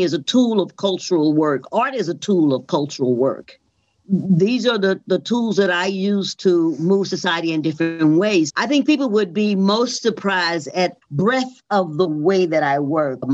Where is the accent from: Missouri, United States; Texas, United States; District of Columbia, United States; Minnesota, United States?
Missouri, United States; St. Louis; I was born in St. Louis and I had the fortune of wonderful parents.